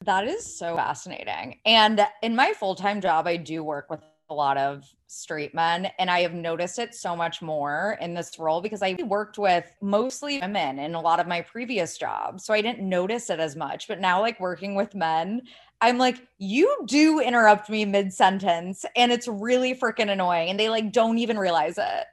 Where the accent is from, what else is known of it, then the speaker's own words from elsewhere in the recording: Ohio, United States; I sound like I'm from California. I'm from Ohio. This is, like, just the way I talk.